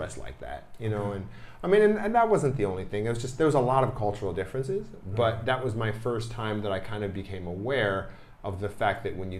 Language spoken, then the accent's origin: English; Detroit, Michigan, United States; also born or lived in Okemos, Michigan; Originally, I was born in Detroit, so I'm from Detroit. And then I lived in Detroit until I was about maybe 10 years old or so. And then after that, then I moved up to a suburb of Lansing. It's called Okemos.